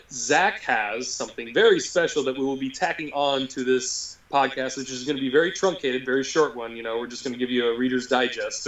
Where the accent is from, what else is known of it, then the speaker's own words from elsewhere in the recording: United States; I'm American.